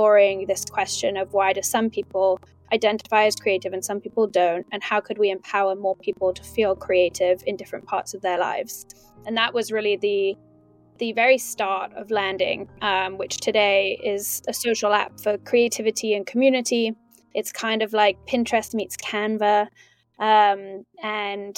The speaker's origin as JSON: {"language": "English", "region": "London", "country": "United Kingdom", "tie": "born or raised there", "moved": "yes", "lives_now": "New York, United States", "said": "So I grew up in London. I'm from the UK. I now live in New York."}